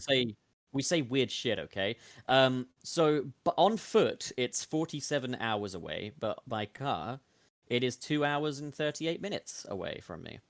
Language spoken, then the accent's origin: English; United Kingdom; In the U K, we don't have mountains and lakes and stuff